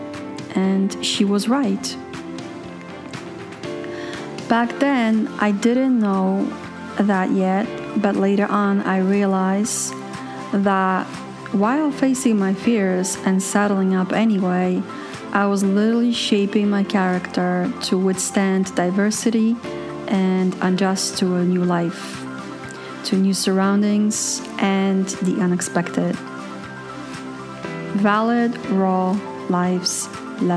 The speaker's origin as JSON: {"language": "English", "town": "New York City", "region": "New York", "country": "United States", "tie": "born or raised there", "moved": "as an adult", "lives_now": "Poland", "said": "I moved to the US from Europe when I was a kid and didn't remember how to be European anymore. I was an American. Raised in Brooklyn, Queens, Manhattan."}